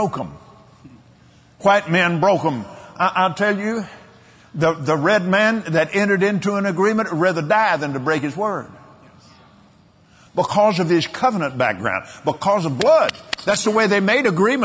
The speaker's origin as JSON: {"language": "English", "country": "United States", "said": "old Americans like me"}